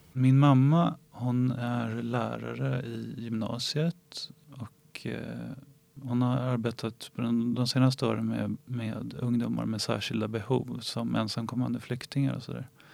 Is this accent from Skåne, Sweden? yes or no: no; Ingarö, Stockholm County, Sweden; jag är uppvuxen på Ingarö som ligger i Stockholms skärgård